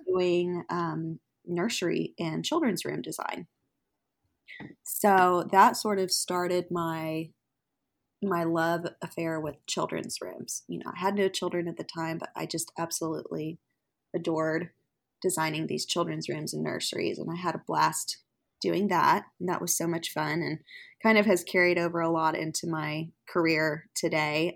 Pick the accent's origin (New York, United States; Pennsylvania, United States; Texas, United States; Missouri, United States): Texas, United States; Fort Worth; now in Oklahoma City, United States; I live in Oklahoma City, but I am originally from Fort Worth, Texas